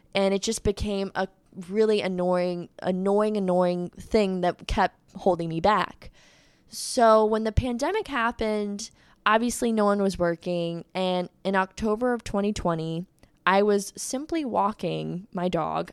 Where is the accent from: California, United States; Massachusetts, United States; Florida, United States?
Florida, United States; Fort Walton Beach; I am from Fort Walton Beach, Florida